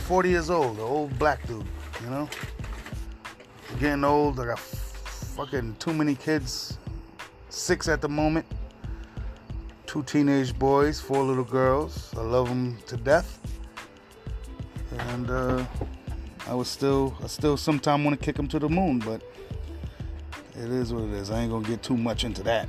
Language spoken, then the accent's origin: English; New York City, New York, United States; moved away as an adult; now in Upstate New York, United States; Born and raised in Queens, New York. Far Rockaway, to be exact.